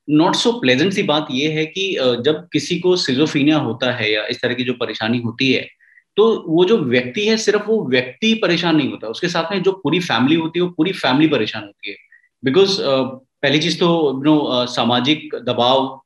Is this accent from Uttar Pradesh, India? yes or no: yes; Kanpur, Uttar Pradesh, India; कानपुर में पला बड़ा हूँ और रेलवे hmm. कॉलोनी में रहता था